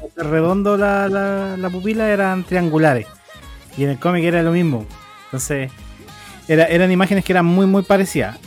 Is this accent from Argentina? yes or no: no; Chile; harta gente me reconoció como chileno